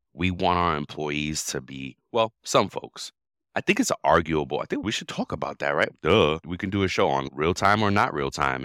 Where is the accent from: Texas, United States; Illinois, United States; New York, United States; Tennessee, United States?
New York, United States; moved away; I grew up in New York in the eighties